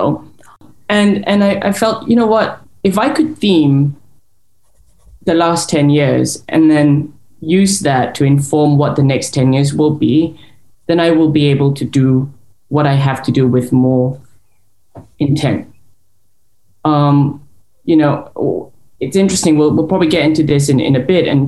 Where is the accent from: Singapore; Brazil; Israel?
Singapore; moved away as an adult; now in London, United Kingdom; I am Singaporean, born and raised. I lived there till I was the age of 20